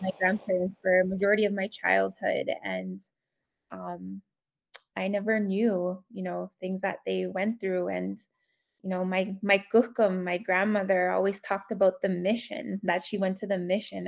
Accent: Whitefish Lake First Nation, northern Alberta, Canada; now in Edmonton, Canada; I am from Whitefish Lake First Nation, Treaty 8 territory, um, northern Alberta, but I currently reside in Edmonton, Alberta.

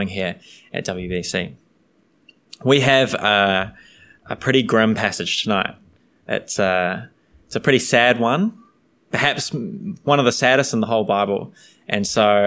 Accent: New Zealand; I'm from New Zealand

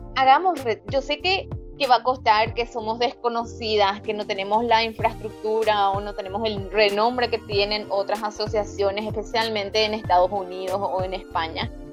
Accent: Paraguay; acá en mi país

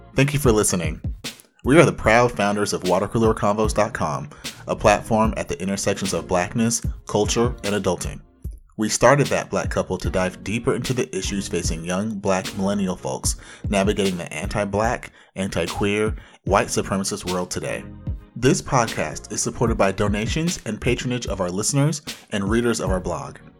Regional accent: Anaheim, California, United States; hailing from the mean streets of Anaheim.

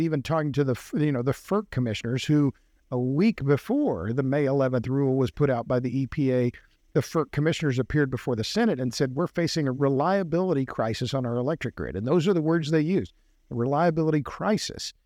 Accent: Oklahoma, United States; now in Texas, United States; I'm from Oklahoma

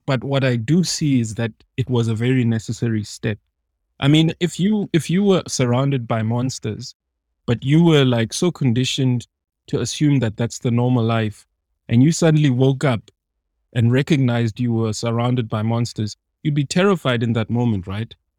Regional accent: South Africa; as a South African

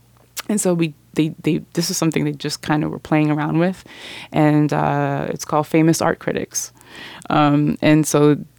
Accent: Miami, Florida, United States; Because I'm from Miami, I figured, and I just noticed there's just so much.

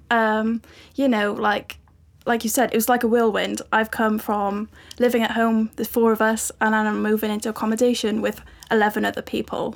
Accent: Cardiff, Wales, United Kingdom; moved away as an adult; now in Bristol, United Kingdom; I'm originally from Cardiff

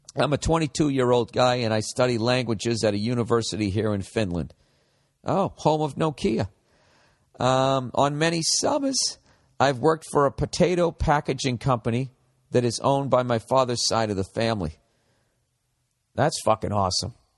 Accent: United States; as an American

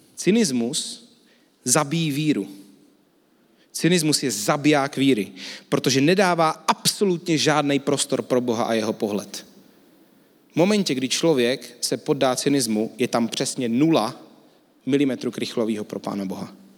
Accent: Czechia; jsme někomu jako Češi

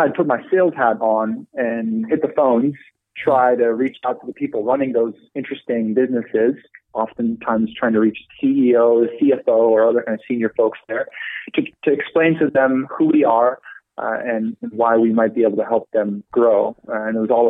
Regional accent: Netherlands; moved away as an adult; also born or lived in London; now in United States; I'm originally from the Netherlands. So I've only been in the States for about 5 years

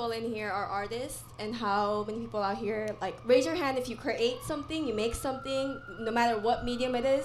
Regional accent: San Diego, California, United States; now in Oakland, United States; right now I'm from San Diego. I'm from San Diego, but I live in Oakland

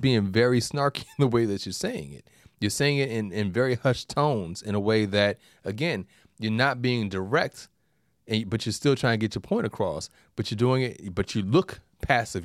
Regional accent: New York, United States; being a New Yorker

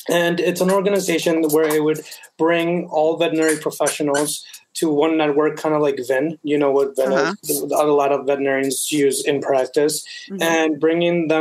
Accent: Bogota, Colombia; also born or lived in United States; now in Canada; I am originally from Bogota, Colombia. And I was born there and I moved to the States. And then now I'm in Canada.

